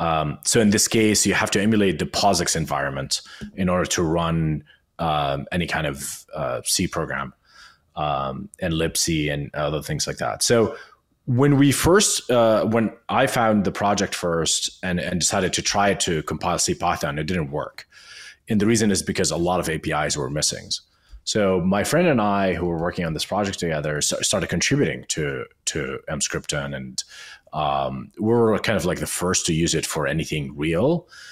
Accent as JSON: {"language": "English", "town": "Amman", "region": "Amman Governorate", "country": "Jordan", "second_language": "English", "moved": "as an adult", "lives_now": "New York, United States", "said": "I came from Amman, Jordan to New York in 2012 to work at Code Academy"}